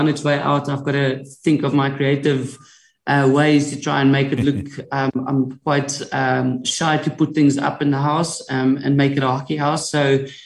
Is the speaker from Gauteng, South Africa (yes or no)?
no; Sasolburg, Free State, South Africa; I'm from Sasselburg